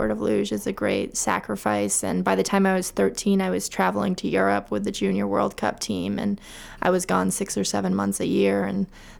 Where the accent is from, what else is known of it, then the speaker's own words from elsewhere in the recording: Augusta, Maine, United States; I grew up in Augusta, Maine, and I graduated from Coney High School in 2003